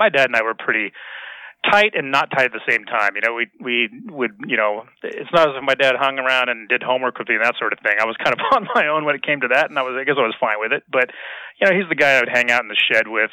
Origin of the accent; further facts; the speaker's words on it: Renton, Washington, United States; moved away; My parents live in the house I grew up in Renton, Washington, which is a suburb of Seattle.